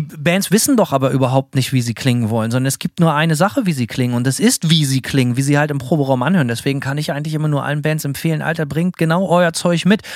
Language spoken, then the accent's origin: German; Bremen, Germany; für mich als Bremer